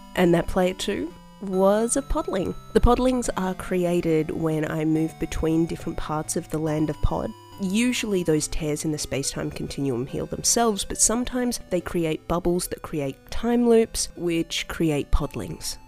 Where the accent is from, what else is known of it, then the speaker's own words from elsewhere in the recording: Australia; as an Australian